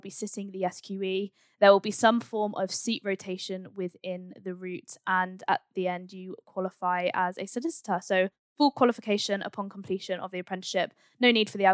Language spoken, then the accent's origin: English; Swindon, South West England, United Kingdom; I actually grew up in Swindon